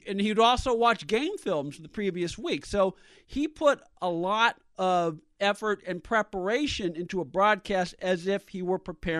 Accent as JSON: {"language": "English", "area": "San Francisco Bay Area", "region": "California", "country": "United States", "tie": "born or raised there", "said": "I can speak to this from experience because, as you know, I grew up in the San Francisco Bay Area. And one of the treats of being of living in the San Francisco Bay Area at the time that John Madden was just starting his broadcasting career"}